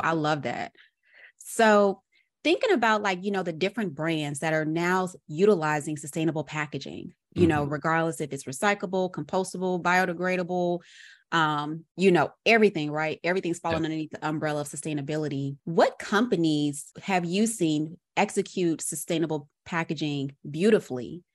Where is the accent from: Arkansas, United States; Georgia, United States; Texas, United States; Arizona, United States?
Arkansas, United States; now in Atlanta, United States